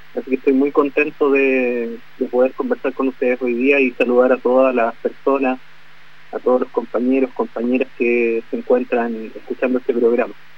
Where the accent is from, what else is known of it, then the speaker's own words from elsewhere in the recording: Gulumapu, Chile; nuestro territorio